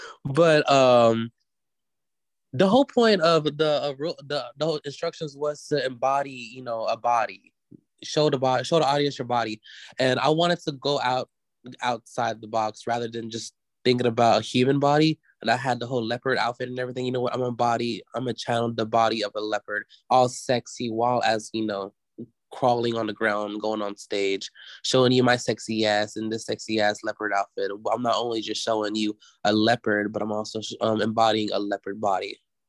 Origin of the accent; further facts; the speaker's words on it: the South, United States; you know, I'm from the South, baby.